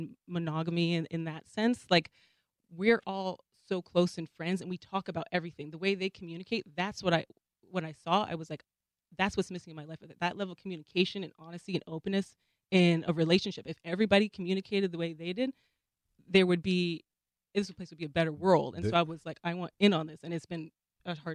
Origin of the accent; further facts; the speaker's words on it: Seattle, Washington, United States; also born or lived in New Jersey; Born in New Jersey, but grew up in Seattle